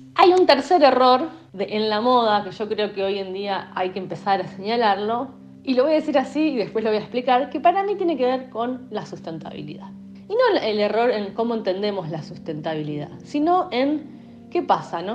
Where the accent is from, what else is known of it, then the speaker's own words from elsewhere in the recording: Argentina; los argentinos, por cómo vivimos